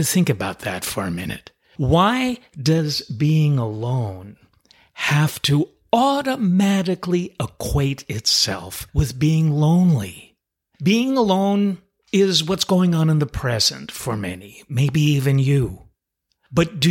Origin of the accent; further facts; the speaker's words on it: New York City, New York, United States; I'm originally from New York City